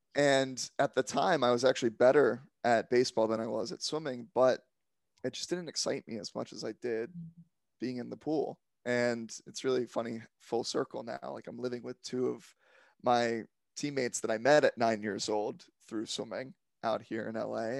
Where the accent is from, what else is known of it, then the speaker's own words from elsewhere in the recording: Silver Spring, Maryland, United States; I'm from just outside of D C in Silver Spring, Maryland area